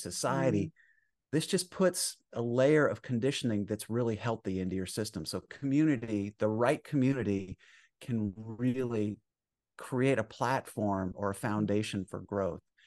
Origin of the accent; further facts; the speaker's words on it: Vermont, United States; moved away; I grew up in Vermont in the sixties